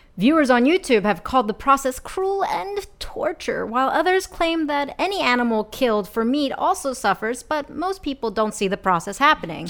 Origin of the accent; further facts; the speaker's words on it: Philadelphia, Pennsylvania, United States; I'm from Philadelphia